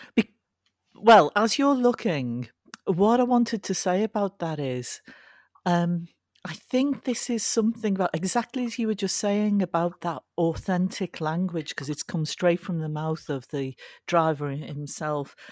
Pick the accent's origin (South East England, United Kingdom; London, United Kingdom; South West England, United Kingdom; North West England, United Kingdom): North West England, United Kingdom; Liverpool; I was brought up in Liverpool.